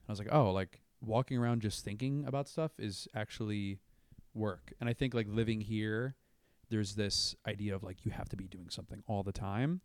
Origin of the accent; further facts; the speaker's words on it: Brandon, Florida, United States; moved away; I'm from, like, a town called Brandon, Florida